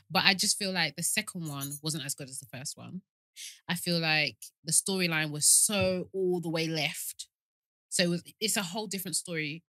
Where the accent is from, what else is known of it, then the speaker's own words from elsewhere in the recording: Kent, South East England, United Kingdom; I'm from Kent. And where I grew up, just off the corner where the schools were, was a proper country area